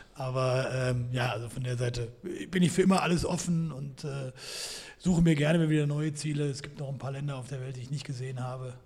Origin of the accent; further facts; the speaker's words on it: Frankfurt area, Hesse, Germany; moved away; also born or lived in Hamburg; Ich komme ursprünglich aus dem Frankfurter Raum